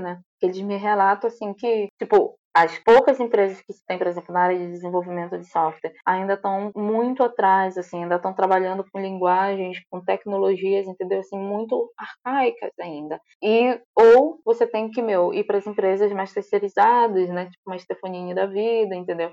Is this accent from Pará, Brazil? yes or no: yes; Santa Isabel do Pará, Pará, Brazil; moved away; na cidade de, de onde eu vim, que é Santa Isabel do Pará, eu estou aqui, né? Eu vim visitar minha família.